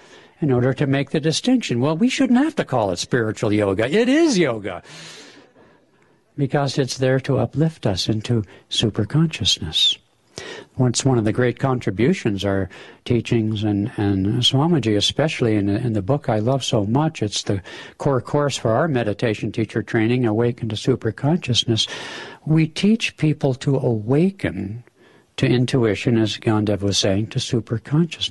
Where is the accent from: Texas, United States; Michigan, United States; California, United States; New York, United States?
California, United States; now in Seattle, United States; Being from California originally